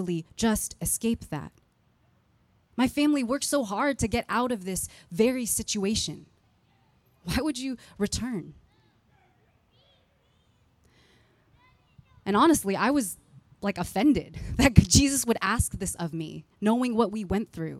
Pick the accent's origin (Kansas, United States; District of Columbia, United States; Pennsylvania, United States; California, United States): California, United States; San Jose; the neighborhood that I grew up in San Jose, California